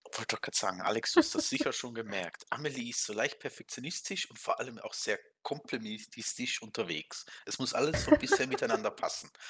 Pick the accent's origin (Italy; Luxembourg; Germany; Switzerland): Switzerland; Ich bin Schweizer